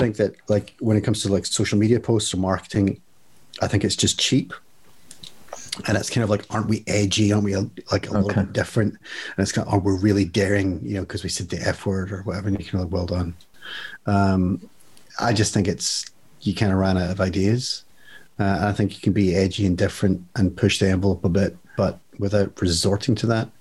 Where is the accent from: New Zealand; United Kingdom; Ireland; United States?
Ireland; I'm Irish